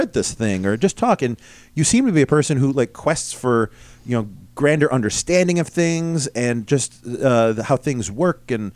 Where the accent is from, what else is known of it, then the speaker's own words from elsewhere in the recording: West Bloomfield, New York, United States; I grew up in West Bloomfield, so I'm the same county